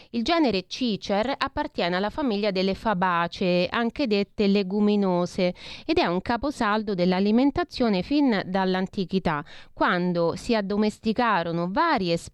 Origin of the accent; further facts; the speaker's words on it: Rome, Lazio, Italy; accent: Roman; Allora, io sono romana, quindi abbiate pazienza, dico cece